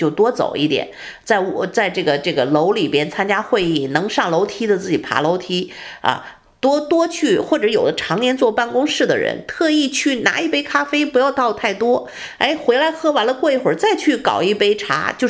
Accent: China; now in United States; 这这个我中国人讲这个叫什么的风水不好哈

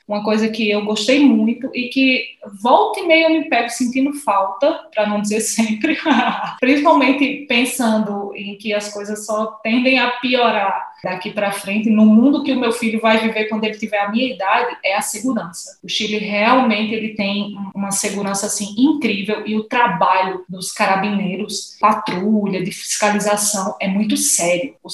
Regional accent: Natal, Rio Grande do Norte, Brazil; Então, primeira coisa, eu nasci e fui criada em Natal, a noiva do sol.

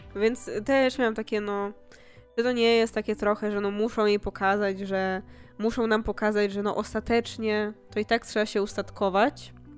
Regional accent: Poland

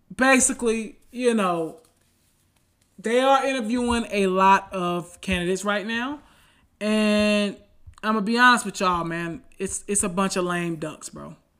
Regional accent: Charlotte, North Carolina, United States; I grew up in Charlotte, North Carolina.

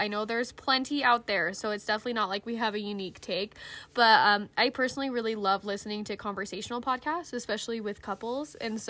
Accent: Utah, United States; I think we mentioned we're from Utah. Yeah. So, we're both ex-Mormon

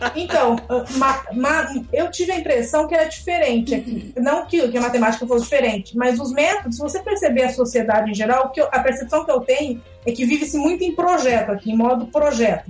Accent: Brazil; first language Portuguese; moved away; eu sou brasileira, que eu não sou daqui

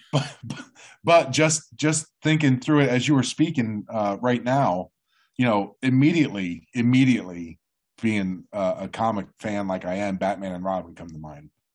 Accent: New Jersey, United States; I'm from Jersey

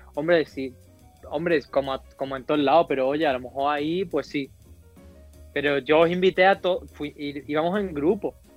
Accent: San Pedro Alcántara, Andalusia, Spain; moved away; also born or lived in Madrid; si le digo de San Pedro, pues yo tiro más a Marbella

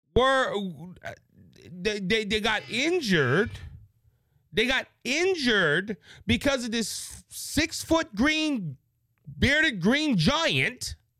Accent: Cajun, Louisiana, United States; I'm a Southerner, I'm a Cajun

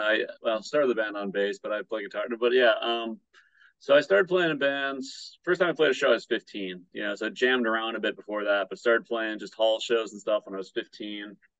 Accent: Battle Creek, Michigan, United States; now in Hawaii, United States; the Vegan Battle Creek group in my hometown.

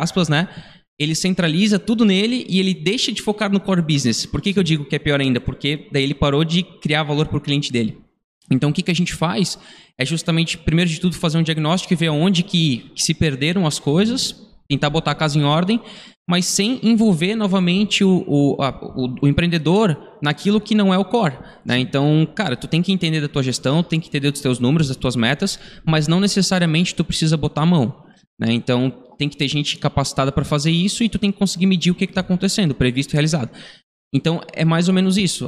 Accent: Brazil; Nós somos aqui da região da Vila Nova, a gente frequentava a igreja aqui da Vila Nova

